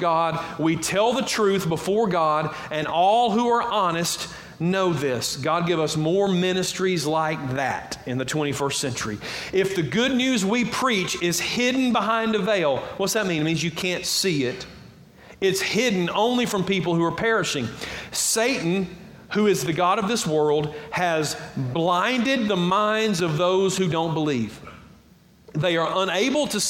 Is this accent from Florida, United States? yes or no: no; Georgia, United States; accent: Southern; I am Southern. I grew up in Georgia